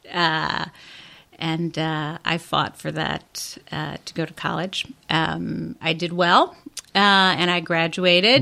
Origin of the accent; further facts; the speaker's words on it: Chicago, Illinois, United States; I was born and raised in Chicago, but my parents immigrated to Chicago uh, in the early 1950s